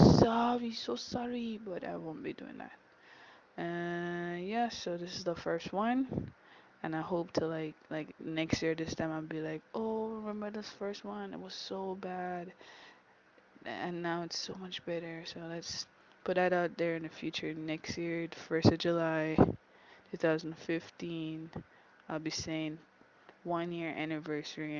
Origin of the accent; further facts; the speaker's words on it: Kingston, Jamaica; I am Jamaican. I do speak Patois. I grew up here, born Kingston, Jamaica